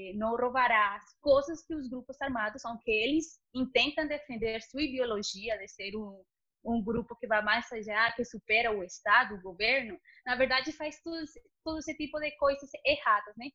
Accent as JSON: {"language": "Portuguese", "country": "Colombia", "tie": "born or raised there", "second_language": "Portuguese", "said": "eu nasci na, na Colômbia"}